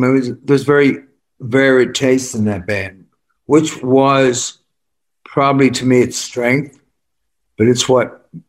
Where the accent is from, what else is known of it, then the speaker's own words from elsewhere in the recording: Worcester, West Midlands, United Kingdom; I'm from Worcester. Yeah. I'm just, you know, running around in farmland.